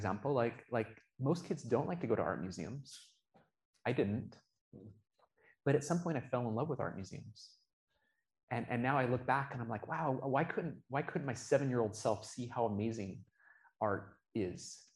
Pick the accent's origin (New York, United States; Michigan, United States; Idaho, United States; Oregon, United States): Oregon, United States; now in Utah, United States; I grew up in Oregon